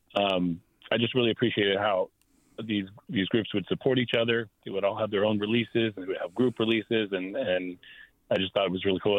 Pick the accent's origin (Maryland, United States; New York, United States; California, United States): California, United States; Bay Area; I grew up in the Bay Area.